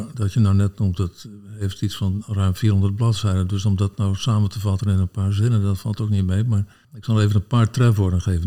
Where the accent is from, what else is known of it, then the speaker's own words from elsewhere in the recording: Sneek, Friesland, Netherlands; ik ben opgegroeid in Sneek